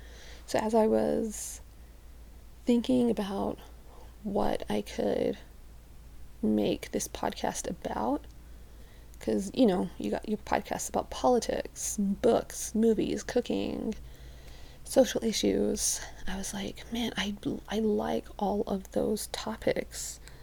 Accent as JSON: {"language": "English", "town": "Birmingham", "region": "West Midlands", "country": "United Kingdom", "lives_now": "Utah, United States", "said": "So, I am from Birmingham, England. I've grown up in other places, so my accent isn't very strong anymore."}